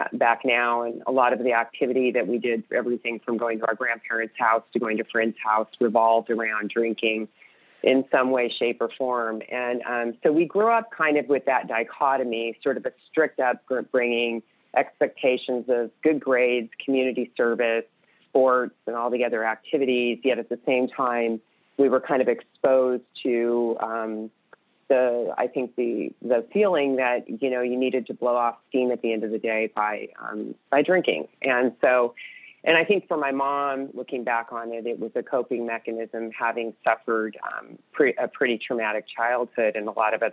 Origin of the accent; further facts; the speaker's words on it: California, United States; I grew up in California in a very small town